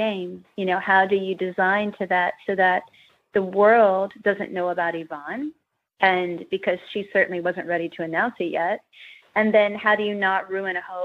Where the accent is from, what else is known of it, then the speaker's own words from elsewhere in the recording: Kentucky, United States; growing up in Kentucky